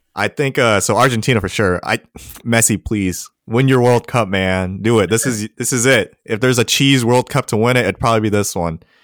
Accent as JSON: {"language": "English", "country": "United States", "said": "we're American"}